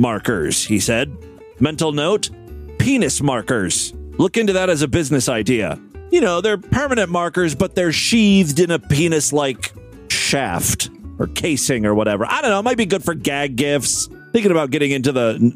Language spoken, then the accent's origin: English; Ohio, United States; my home state of Ohio